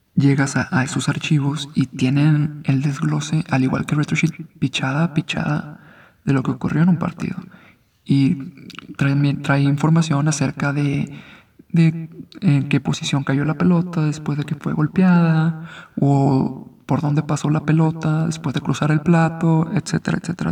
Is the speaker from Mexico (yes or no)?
yes; Mexico; also born or lived in Guadalajara; soy mexicano